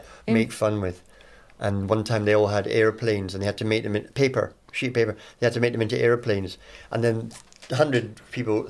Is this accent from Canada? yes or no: no; Edinburgh, Scotland, United Kingdom; it's my hometown, Edinburgh